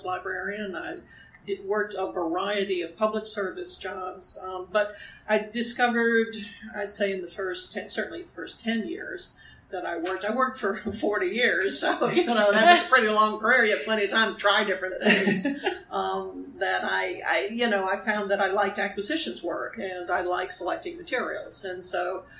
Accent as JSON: {"language": "English", "town": "New Orleans", "region": "Louisiana", "country": "United States", "tie": "born or raised there", "said": "I grew up in New Orleans, Louisiana"}